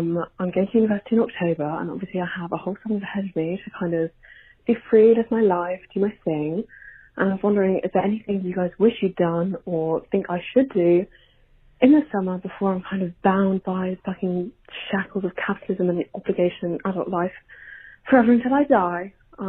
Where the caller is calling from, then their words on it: United Kingdom; calling from the UK, I think you can tell by my accent, I am a Gen Z queen, I'm 18